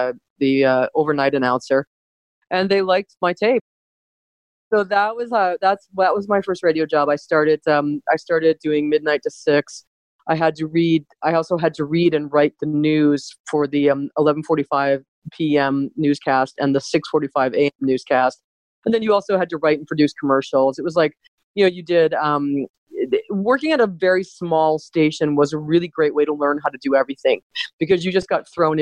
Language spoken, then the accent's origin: English; Cleveland, Ohio, United States; moved away as an adult; also born or lived in United Kingdom; now in Canada; I grew up in Cleveland.